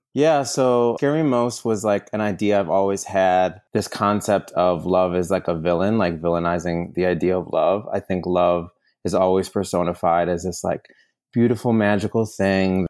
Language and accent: English; New York, United States; moved away as an adult; now in Los Angeles, United States; living in Los Angeles, I'm originally from New York. I've been out here for about six or seven years